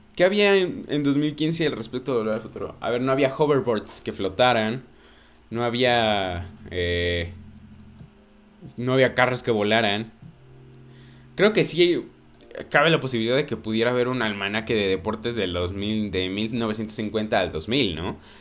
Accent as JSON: {"language": "Spanish", "country": "Mexico", "said": "todos los que somos cineastas mexicanos"}